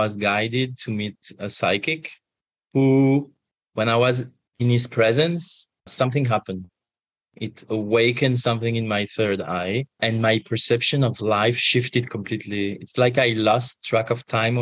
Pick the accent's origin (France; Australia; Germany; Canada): France; I was born and raised in France